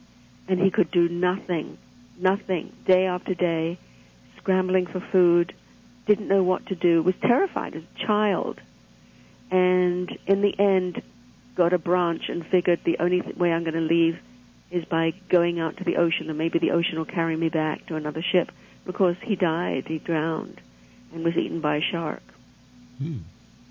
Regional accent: England, United Kingdom; now in Toronto, Canada; I grew up in England

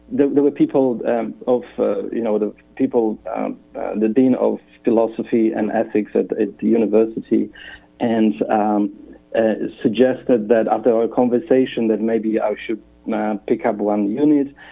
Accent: Poland; English is a second language; moved away as an adult; also born or lived in Western Australia; now in Perth, Australia; originally um, that name and I come from Poland

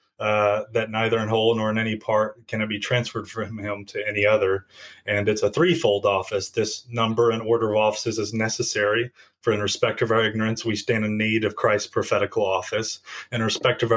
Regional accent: Jackson, Tennessee, United States; moved away as an adult; now in Greeley, United States; I grew up in Jackson, Tennessee, near the Memphis side of the state

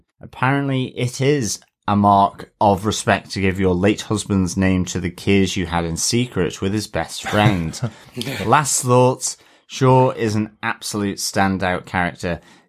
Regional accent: Australia; Although, as an Australian, I know to give all jellyfish a respectful distance.

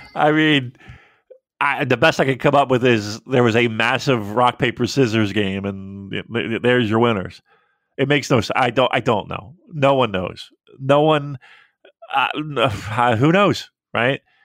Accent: United States; I, as an American

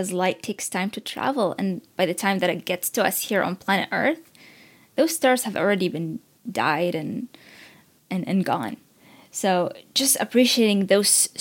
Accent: Baghdad, Baghdad Governorate, Iraq; now in Washington, D.C., United States; as an immigrant who was born and raised in Iraq and lived in the war

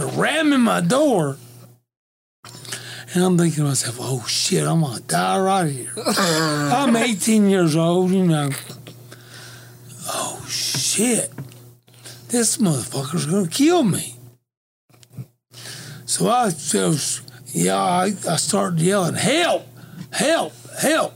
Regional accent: Western North Carolina, United States; I'm from Western North Carolina

